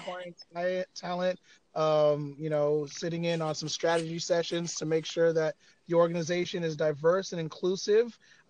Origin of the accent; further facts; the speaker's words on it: Los Angeles, California, United States; also born or lived in Lagos, Nigeria / Chattanooga, Tennessee; I am a Nigerian American, born in Lagos, Nigeria, grew up in Los Angeles